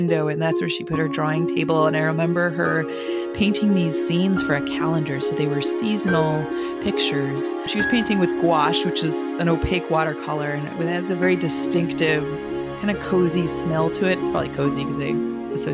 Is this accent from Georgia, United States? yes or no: no; Rochester, New York, United States; accent: Rochester accent; also born or lived in Danbury, Connecticut; I grew up in Rochester, New York, in a lovely suburb called Pittsford